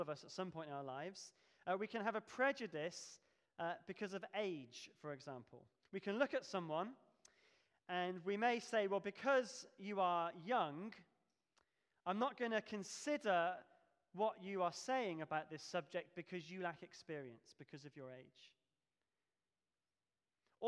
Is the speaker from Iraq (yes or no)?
no; Devon, South West England, United Kingdom; moved away as an adult; now in Pelsall, United Kingdom; we come from Devon, and we lived in a village